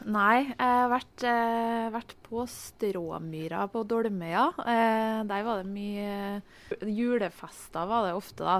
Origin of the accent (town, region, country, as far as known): Hitra, Trøndelag, Norway; born or raised there